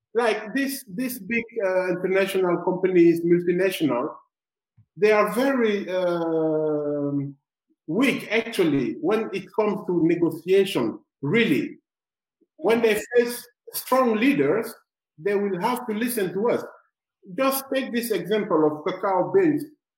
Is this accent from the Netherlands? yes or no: yes; Amsterdam, North Holland, Netherlands; born there; So even when you tell them I was born in Amsterdam, they don't care about that.